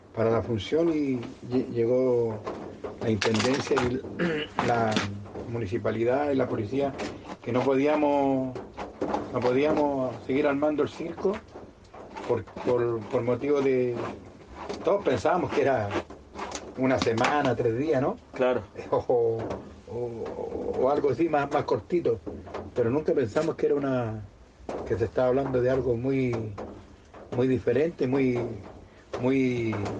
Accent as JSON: {"language": "Spanish", "country": "Mexico", "also_born_or_lived": "Chile", "moved": "yes", "said": "yo mexicano"}